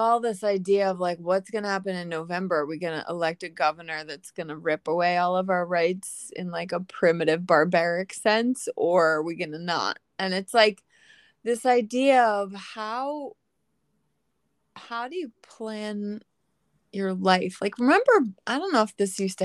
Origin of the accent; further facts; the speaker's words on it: Philadelphia, Pennsylvania, United States; growing up in Northeast Philadelphia